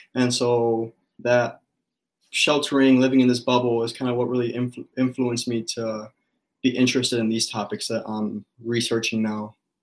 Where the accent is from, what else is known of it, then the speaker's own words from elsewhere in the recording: Cicero, Illinois, United States; also born or lived in Los Angeles, California; now in Minnesota, United States; i grew up right outside of chicago in this town called cicero